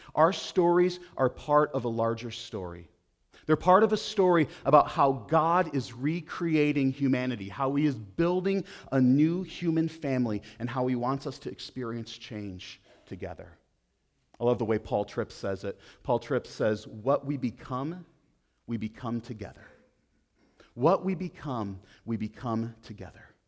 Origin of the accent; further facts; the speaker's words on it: Buffalo, New York, United States; moved away; I grew up outside of Buffalo, New York